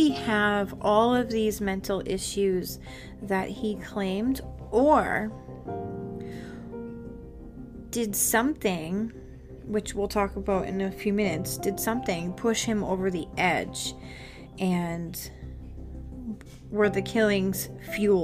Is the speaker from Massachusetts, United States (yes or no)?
yes; Massachusetts, United States; I'm from Massachusetts